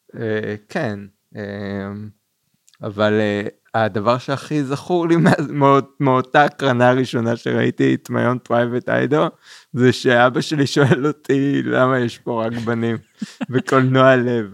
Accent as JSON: {"language": "Hebrew", "town": "Kfar Saba", "region": "Central District", "country": "Israel", "tie": "born or raised there", "said": "גדלתי גם ליד בית קולנוע, קולנוע עמל בכפר סבא"}